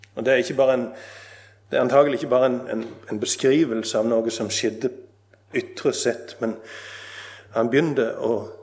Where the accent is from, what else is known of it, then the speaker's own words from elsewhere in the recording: Nesvåg, Rogaland, Norway; Jeg satt på grendehuset hjemme på Nesvåg